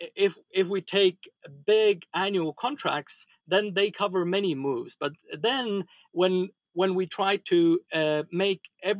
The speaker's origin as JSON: {"language": "English", "country": "Estonia", "said": "From Estonia."}